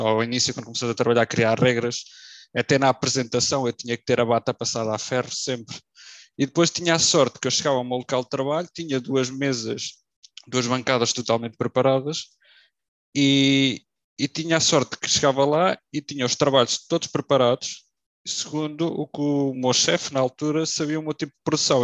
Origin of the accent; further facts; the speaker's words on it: Figueira da Foz, Centro, Portugal; eu sou da Figueira da Foz